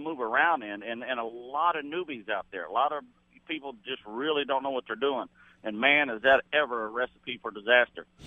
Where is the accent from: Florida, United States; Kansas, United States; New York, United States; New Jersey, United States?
Florida, United States; Lake Toho; We hunt Lake Tahoe. I grew up on Lake Tahoe, and we hunt that every year, and there's some really big alligators out there.